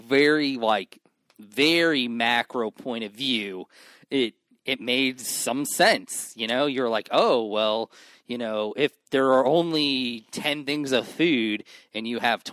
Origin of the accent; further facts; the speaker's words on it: New York, United States; I am from New York, and I have a very old soul.